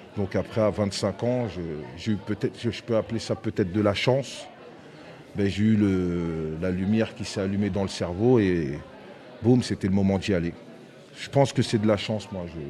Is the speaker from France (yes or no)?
yes; Aulnay-sous-Bois, Île-de-France, France; où j'ai où j'ai grandi, euh, où on a grandi à Aulnay